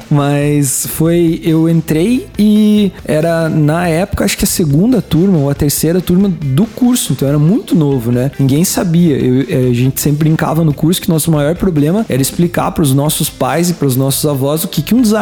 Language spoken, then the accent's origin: Portuguese; Caçador, Santa Catarina, Brazil; born or raised there; moved away